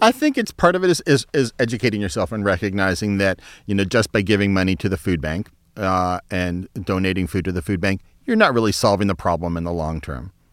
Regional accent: Youngstown, Ohio, United States; I grew up in Youngstown, Ohio

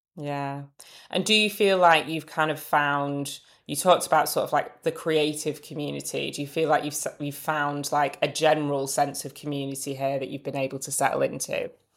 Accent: Manchester, North West England, United Kingdom; moved away; also born or lived in London; I'm originally from Manchester, but I moved back about five years ago

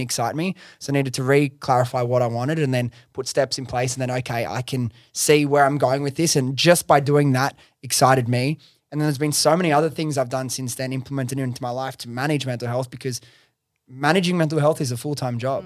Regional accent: Sydney, New South Wales, Australia; I'm from Sydney, I love all my friends and family that I grew up

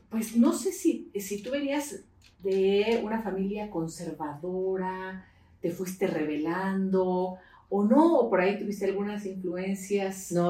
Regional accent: Mexico City, Mexico; also born or lived in León; now in Guanajuato, Mexico; la Ciudad de México. Yo nací en Ciudad de México.

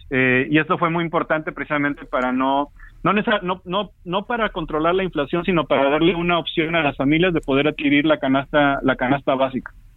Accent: Papantla, Veracruz, Mexico; now in Mexico City, Mexico; soy de Papantla, Veracruz, eh, pero siempre con mucho cariño recordando a, no solamente a los familiares, sino a los amigos de la secundaria y de la preparatoria

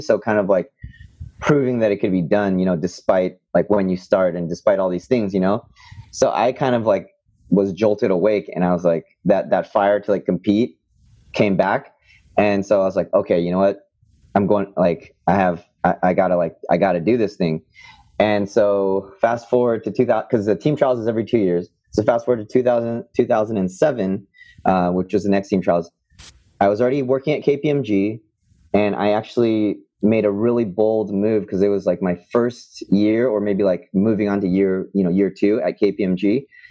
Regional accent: Bay Area, California, United States; I grew up in the Bay Area in California

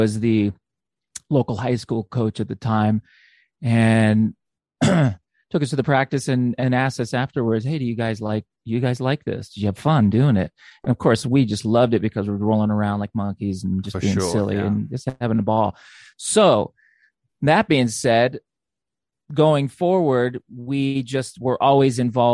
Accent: Phoenix, Arizona, United States; growing up in Phoenix, Arizona

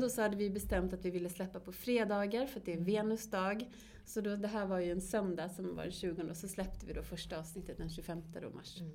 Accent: Borås, Västra Götaland, Sweden; also born or lived in Varberg; vi är uppvuxna i Borås

